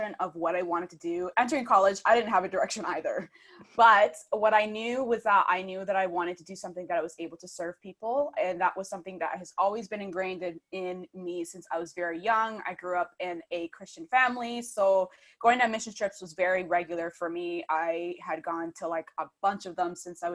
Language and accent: English; Michigan, United States; now in United Kingdom; I am originally from Michigan, but I'm currently based in the UK